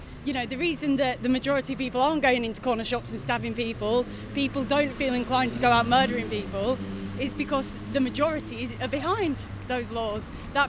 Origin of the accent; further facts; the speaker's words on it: Yorkshire and the Humber, United Kingdom; moved away; I'm from Yorkshire, so I'll probably, go back up to Yorkshire.